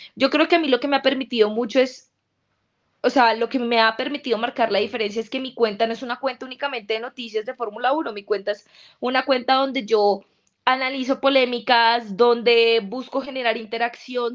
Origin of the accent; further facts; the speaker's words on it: Colombia; nosotros los colombianos